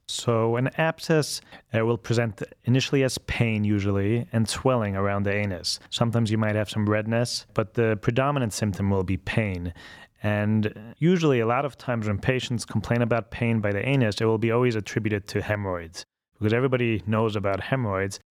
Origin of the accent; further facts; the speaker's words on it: Vienna, Austria; moved away as an adult; also born or lived in Baltimore / Connecticut / New York; now in Cleveland, United States; I'm originally from Vienna, Austria, and came to the States when I was about 20 years old